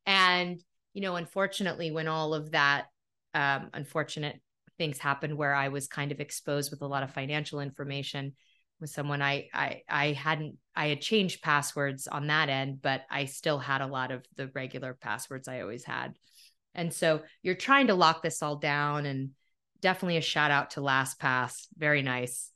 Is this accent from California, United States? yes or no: yes; Topanga, California, United States; moved away; also born or lived in New York / Philadelphia; my hometown of Topanga